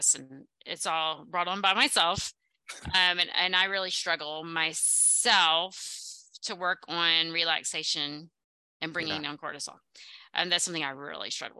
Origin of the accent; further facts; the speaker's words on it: the South, United States; accent: Southern; I'm bringing out my Southern accent.